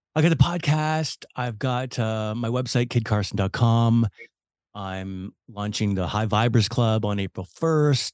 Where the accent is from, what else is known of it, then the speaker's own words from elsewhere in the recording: Vancouver, British Columbia, Canada; Vancouver, which is my hometown